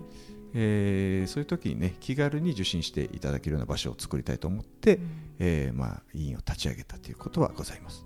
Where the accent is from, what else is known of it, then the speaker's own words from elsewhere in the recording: Kinki, Japan; moved away; 僕近畿地方のはい、あの出身